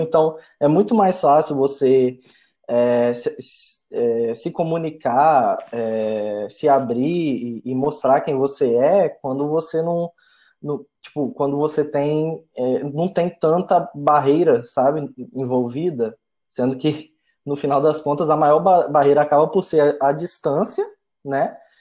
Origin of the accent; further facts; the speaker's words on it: Linhares, Espírito Santo, Brazil; moved away as an adult; also born or lived in Vitória, Brazil; eu sou do interior do estado, né? Eu sou de Linhares, é, interior do Espírito Santo